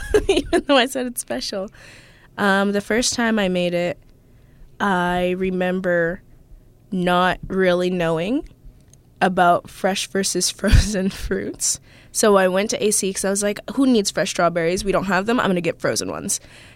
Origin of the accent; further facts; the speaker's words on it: New Mexico, United States; born there; I like to say that we are from all over the place. I was born in New Mexico, and now I live here.